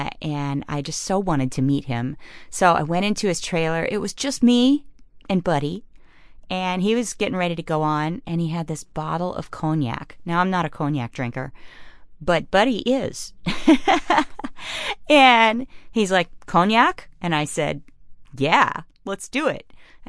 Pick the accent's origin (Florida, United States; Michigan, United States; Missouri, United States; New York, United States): Florida, United States; Clearwater; So this is my hometown.